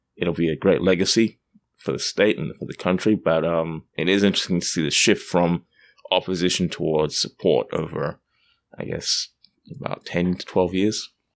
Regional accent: Australia; now in Canada; as you can tell by my accent, I'm, I'm not from Canada, I'm from Australia

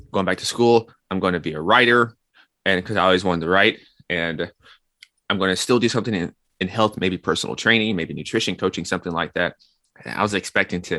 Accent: Nashville, Tennessee, United States; moved away as an adult; also born or lived in New York; I'm from Nashville, Tennessee, and I went to New York for school.

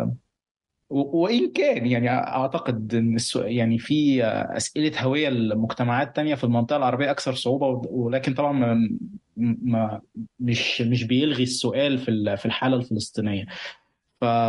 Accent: Egypt; now in Lebanon; بعرف نفسي مصري مقيم في لبنان

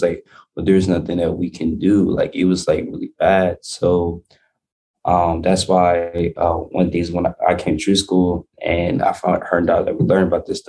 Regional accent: Mississippi, United States; now in Milwaukee, United States; So I used to be in Mississippi a lot. Like, I grew up in Mississippi

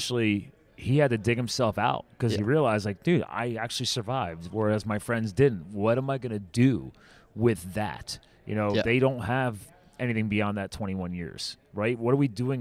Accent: New Jersey, United States; I was born in Jersey

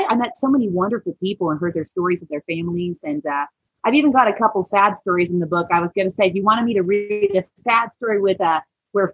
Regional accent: Siloam Springs, Arkansas, United States; also born or lived in Maui; I'm from Salem Springs, and we had an apple cider vinegar processing plant

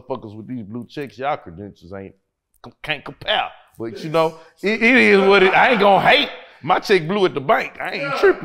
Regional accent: Port Arthur, Texas, United States; now in Houston, United States; I'm a Port Arthur nigga that live in Houston.

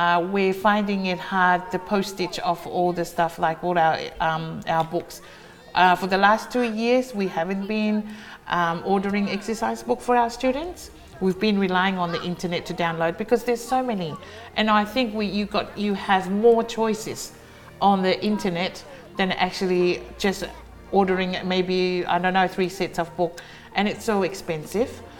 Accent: Cook Islands; I'm from Atiu, born and bred on Atiu

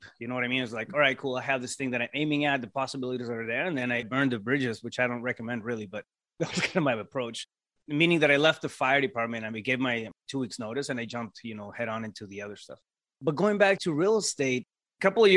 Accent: Yuma, Arizona, United States; now in Phoenix, United States; I'm originally from Yuma.

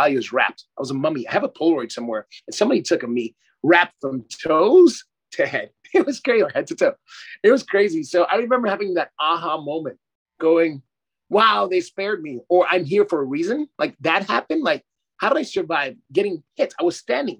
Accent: New York City, New York, United States; moved away; also born or lived in South Florida / Australia; I'm a Panamanian and Dutch descent. So I was born in Brooklyn, New York

